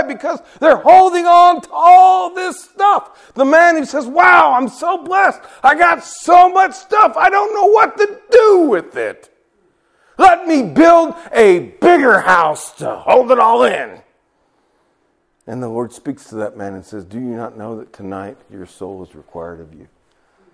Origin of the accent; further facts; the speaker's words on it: Nepal; moved away; I'm from Nepal, the highest mountains in the world